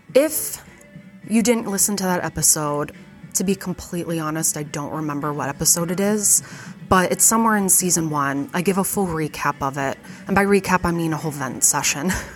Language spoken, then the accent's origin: English; Fargo, North Dakota, United States; I was born in 1989 and I grew up in Fargo